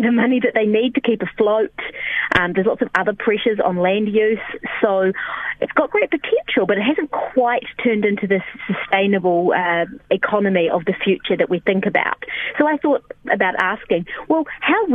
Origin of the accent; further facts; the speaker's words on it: South Island, New Zealand; I'm born and bred in the South Island